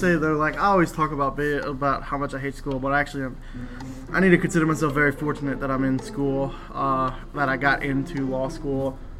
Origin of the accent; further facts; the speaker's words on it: Houma, Louisiana, United States; I was born and raised in Louisiana, and I can't do a Cajun accent to save my life.